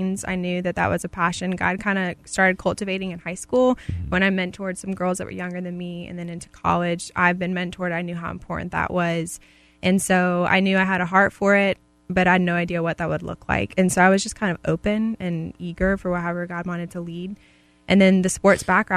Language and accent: English; Maryland, United States; moved away as an adult; also born or lived in Tennessee; now in Georgia, United States; I'm actually from Maryland.